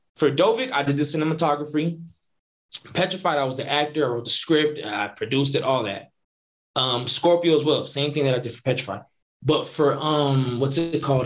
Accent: Northern California, United States; I'm from Northern Cali

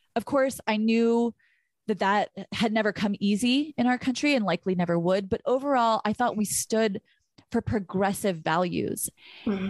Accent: Burbank, California, United States; I was from Burbank, where literally nothing ever happens

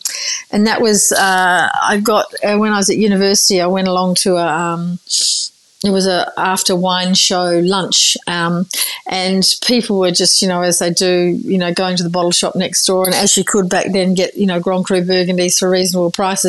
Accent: Margaret River, Western Australia, Australia; also born or lived in Busselton; Actually, we were born in Busselton, which is in the same region, then moved out to Margaret River in the late 70s.

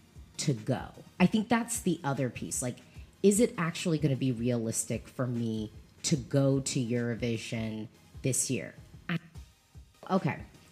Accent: United States; I'm American

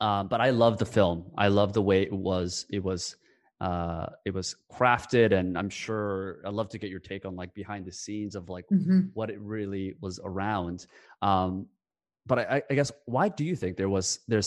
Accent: South Korea; I was born in South Korea

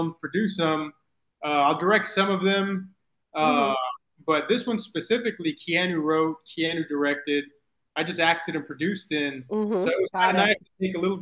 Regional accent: Mission, Texas, United States; moved away as an adult; now in San Antonio, United States; So I'm originally from the Rio Grande Valley. I'm from Mission, Texas, little nowhere town.

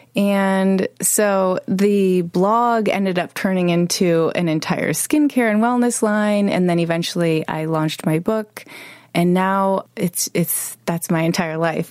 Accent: Chicago, Illinois, United States; moved away; I was 11 years old growing up in Chicago

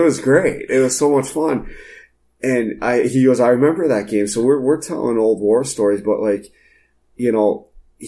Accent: Marquette, Michigan, United States; I'm from Marquette.

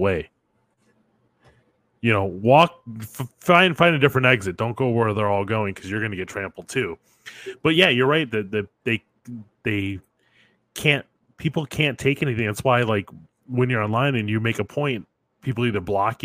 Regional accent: Detroit, Michigan, United States; I grew up in Detroit

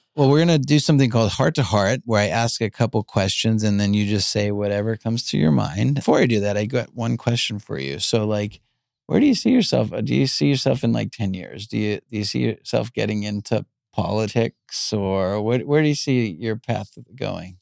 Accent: Long Island, New York, United States; Island is where I grew up.

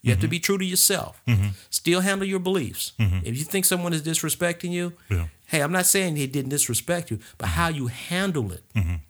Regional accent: St. Louis, Missouri, United States; You know, I'm from St. Louis, you're from Detroit.

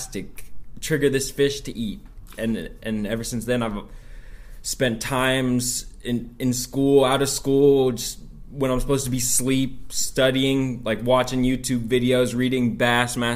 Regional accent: Chapel Hill, North Carolina, United States; now in Oregon, United States; I'm actually from Chapel Hill, North Carolina

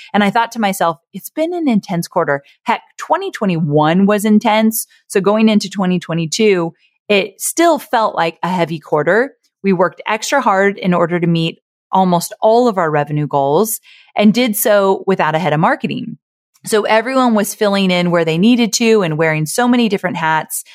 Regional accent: Orange County, California, United States; I was born and raised in Orange County, California. I grew up with Disneyland in my backyard

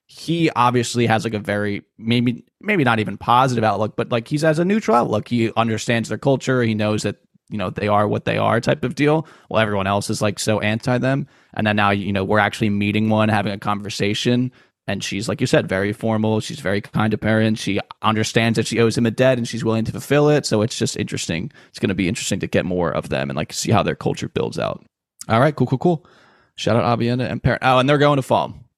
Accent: Philadelphia, Pennsylvania, United States; we're from Philadelphia, Pennsylvania

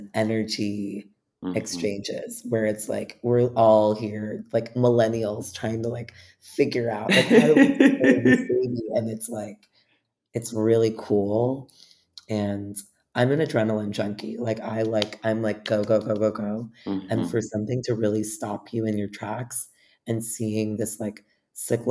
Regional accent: New York City, New York, United States; growing up in New York

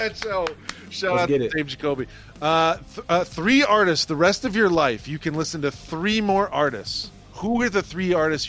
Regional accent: Toledo, Ohio, United States; I am proudly from Toledo, Ohio, and I wish I was from Philadelphia.

